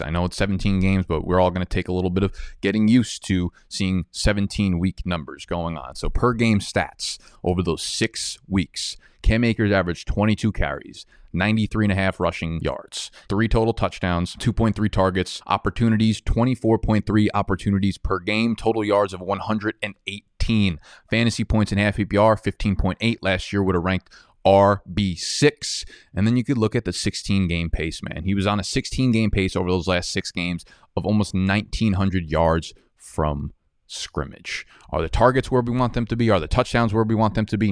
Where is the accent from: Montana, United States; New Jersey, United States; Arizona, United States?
New Jersey, United States; I'm not from New Jersey